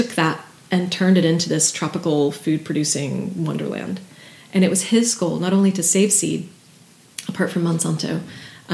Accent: Dallas, Texas, United States; moved away as an adult; also born or lived in Austin, Texas / Guatemala; now in Ireland; I'm a city kid. Like, I grew up in Dallas

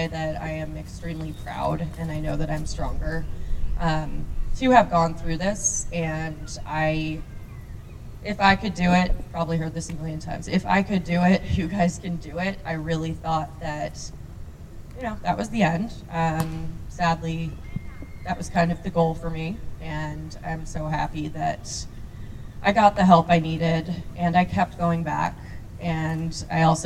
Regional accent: New Fairfield, Connecticut, United States; I'm originally from Connecticut in New Fairfield and grew up wonderful childhood.

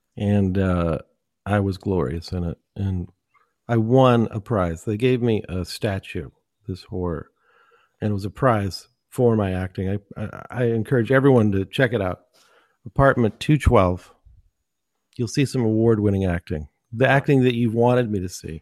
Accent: San Francisco Bay Area, California, United States; also born or lived in Los Angeles; I grew up in the Bay Area, well, San Francisco Bay Area

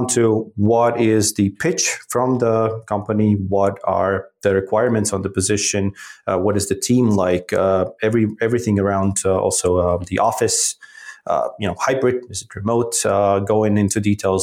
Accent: Riga, Latvia; moved away as an adult; also born or lived in Philadelphia, United States / New York, United States / West Africa / Middle East; Born and raised in Riga, Latvia

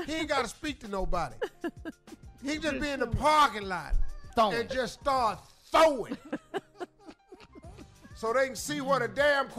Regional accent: Cleveland, Ohio, United States; I'm from Cleveland.

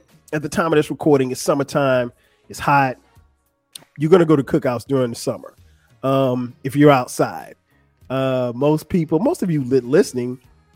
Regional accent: Florence, South Carolina, United States; now in Atlanta, United States; growing up in South Carolina

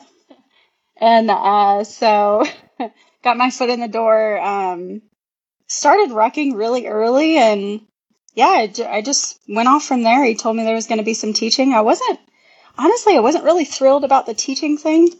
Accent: Hilliard, Florida, United States; moved away as an adult; I'm from a small town called Hilliard, Florida

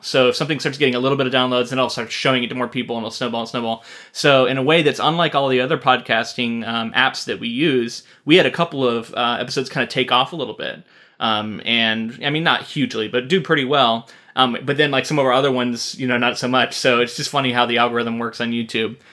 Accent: Florida, United States; now in Oregon, United States; We're both from Florida.

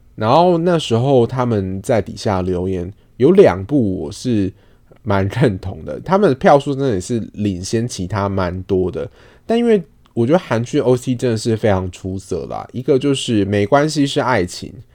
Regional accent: Taiwan; 我们是台湾人

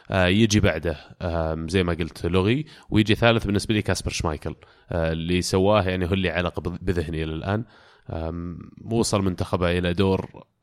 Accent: Riyadh, Riyadh Province, Saudi Arabia

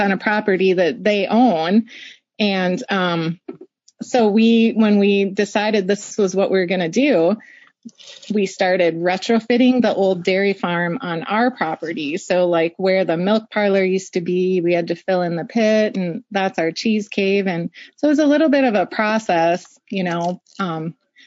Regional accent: Wisconsin, United States; I grew up in Wisconsin

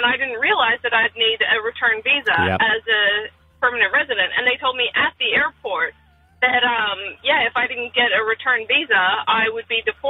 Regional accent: Australia; also born or lived in United States; So I was originally born in America, but I moved over when I was three. Mm-hmm. So, you know, Australia is my home. I was a permanent resident.

